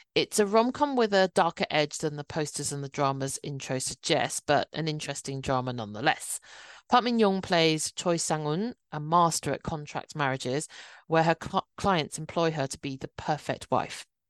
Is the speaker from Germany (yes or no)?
no; United Kingdom; I'm a British born Chinese K drama fan